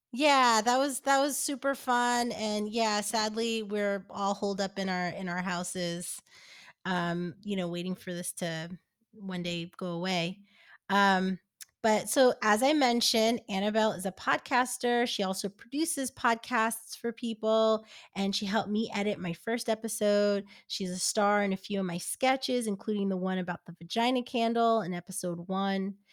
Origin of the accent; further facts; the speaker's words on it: New Jersey, United States; moved away as an adult; also born or lived in New York; now in Los Angeles, United States; I live in LA now, but uh, in New York, I I grew up in New Jersey